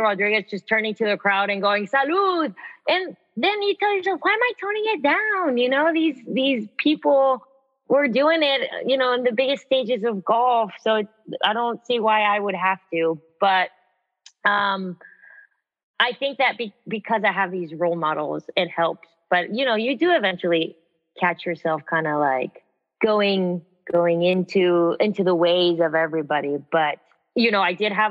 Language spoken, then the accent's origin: English; United States; also born or lived in Texas / Mexico (ancestry); I'm American